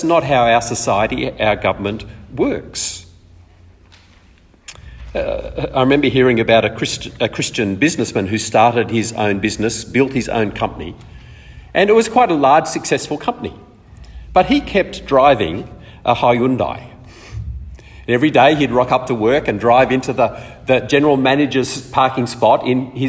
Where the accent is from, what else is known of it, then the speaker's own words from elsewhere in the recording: Australia; also born or lived in East Africa; We came back to Australia when I was seven.